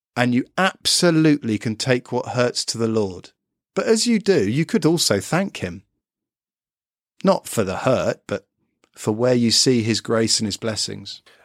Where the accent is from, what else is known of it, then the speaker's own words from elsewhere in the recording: United Kingdom; I'm a Brit